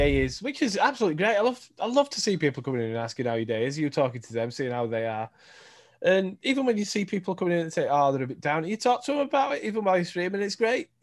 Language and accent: English; Yorkshire and the Humber, United Kingdom; accent: Yorkshire; my Yorkshire voice